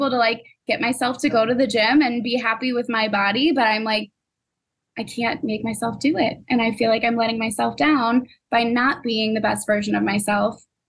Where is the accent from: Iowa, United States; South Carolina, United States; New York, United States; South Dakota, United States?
Iowa, United States; moved away as an adult; now in Chicago, United States; I moved from Iowa to Chicago in 3 days